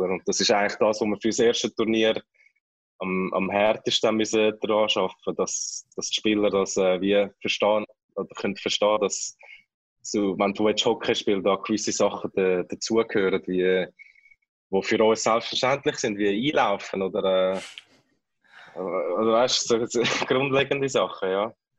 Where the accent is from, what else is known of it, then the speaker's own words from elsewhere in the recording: Kloten, Zurich, Switzerland; moved away as an adult; also born or lived in Winterthur / Philippines; now in Manila, Philippines; als Klotner und als Kloten-Fan